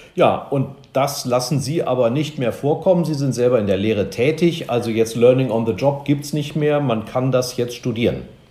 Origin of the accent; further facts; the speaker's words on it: Germany; wir als Deutsche